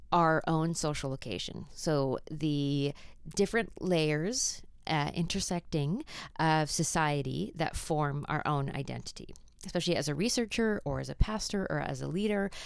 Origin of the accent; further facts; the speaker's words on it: Canada; accent: Canadian; my Canadian accent